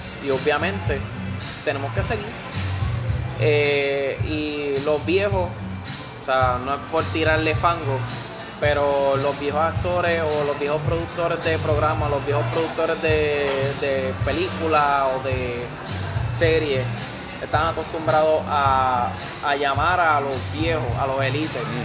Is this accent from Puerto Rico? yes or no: yes; Puerto Rico